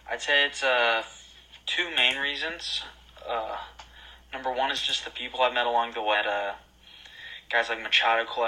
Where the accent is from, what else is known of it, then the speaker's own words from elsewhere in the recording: Indianapolis, Indiana, United States; I'm a junior in college right now, and, and born and raised 317.